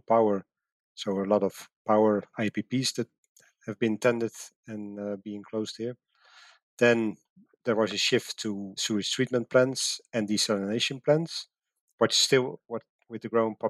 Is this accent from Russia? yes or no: no; Netherlands; moved away as an adult; my home country, the Netherlands